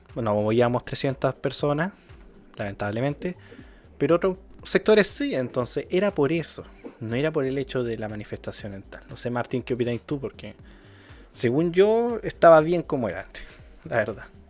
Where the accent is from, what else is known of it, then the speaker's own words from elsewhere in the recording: Los Ángeles, Biobío, Chile; yo soy de Los Ángeles, aquí en la Plaza de Los Ángeles